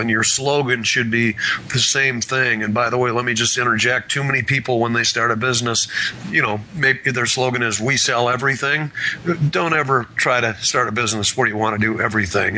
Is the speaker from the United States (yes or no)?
yes; Wisconsin, United States; moved away; I grew up in Wisconsin